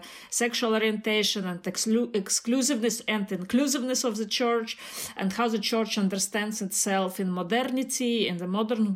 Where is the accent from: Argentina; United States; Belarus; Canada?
Belarus; now in Germany; As Mikhail said … from Belarus, and now I live in Germany